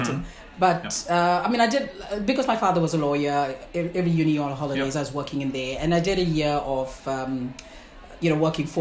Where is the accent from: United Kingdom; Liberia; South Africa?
South Africa; moved away as an adult; now in Southland, New Zealand; originally I am from South Africa. Mm-hmm. I grew up there, went to uni